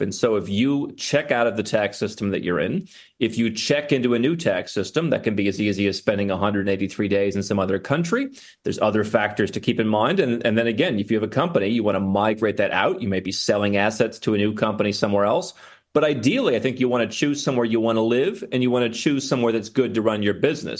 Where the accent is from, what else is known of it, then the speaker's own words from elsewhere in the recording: United States; moved away as an adult; I was born in the United States